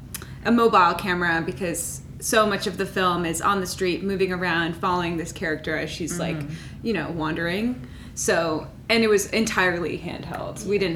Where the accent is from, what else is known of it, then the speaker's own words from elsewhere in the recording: Minnesota, United States; moved away as an adult; I moved to New York from Minnesota for school. So I was very aware of like the difference that it was like living in Minnesota and then immediately moving to New York City